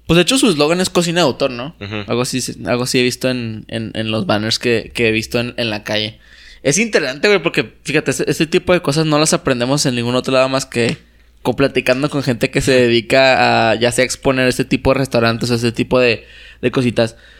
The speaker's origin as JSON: {"language": "Spanish", "country": "Mexico", "said": "yo tampoco elegí ser mexicano"}